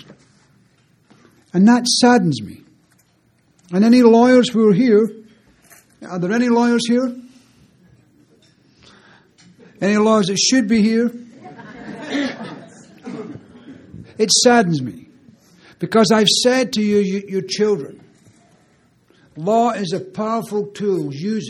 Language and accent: English; Scotland, United Kingdom; now in Canada; being Scottish